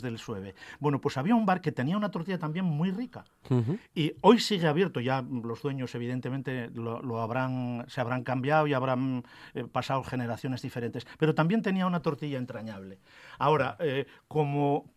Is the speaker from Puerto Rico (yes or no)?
no; Arenas de Cabrales, Asturias, Spain; me crié en Arenas, en el pueblo donde se fabrica el queso.